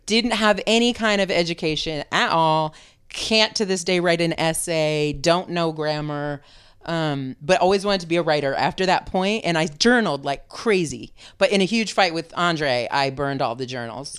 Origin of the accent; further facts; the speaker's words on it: San Francisco, California, United States; moved away as an adult; also born or lived in Vermont / Richmond, California; now in Oakland, United States; I still claim being from San Francisco